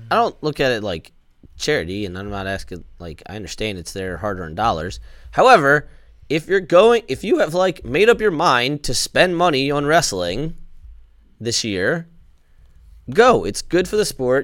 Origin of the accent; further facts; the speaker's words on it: Maryland, United States; I'm from Maryland